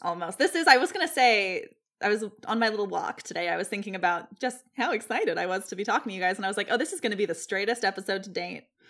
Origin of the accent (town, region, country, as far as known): Ireland; accent: Irish